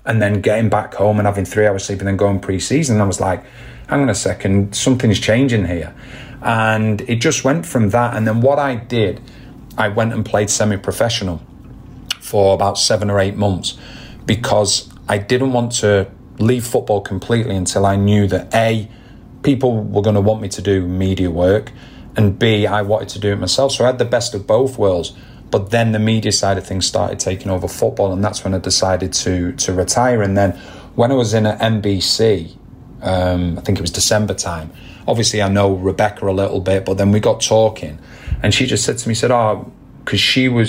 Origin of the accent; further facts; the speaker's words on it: England, United Kingdom; And for me, as growing up in England and things like that, you know, we used to play what you'd call Wembley knockout